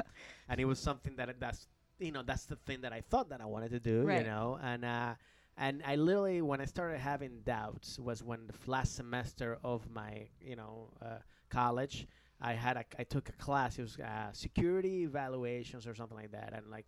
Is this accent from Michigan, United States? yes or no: no; Rockville, Maryland, United States; also born or lived in Bethesda; Rockville, Maryland. I mean